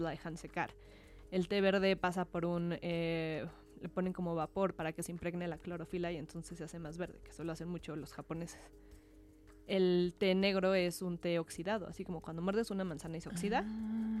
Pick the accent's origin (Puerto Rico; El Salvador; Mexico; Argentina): Mexico; nosotros como mexicanos